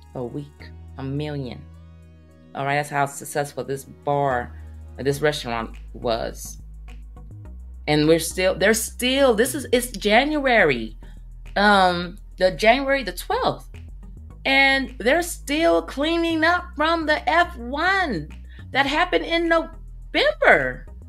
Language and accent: English; Oakland, California, United States; now in Las Vegas, United States; I am originally originally from Oakland, California, but um, I live in Vegas